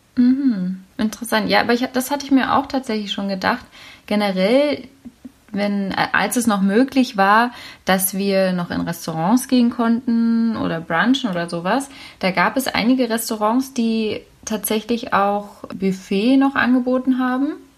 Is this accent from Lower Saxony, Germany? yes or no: no; Berlin, Germany; ich bin ja Berlinerin